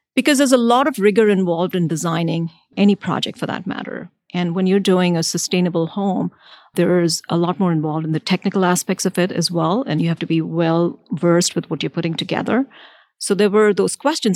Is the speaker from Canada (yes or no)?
no; India; now in United States; So I grew up in India for a good half of my life.